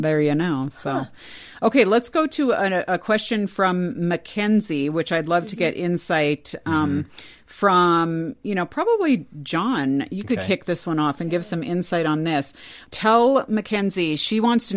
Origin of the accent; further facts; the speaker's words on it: California, United States; I grew up in California.